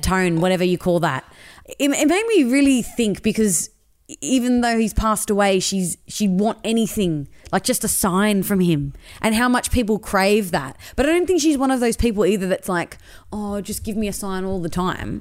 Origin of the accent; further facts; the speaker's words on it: Sydney, New South Wales, Australia; I grew up in Western Sydney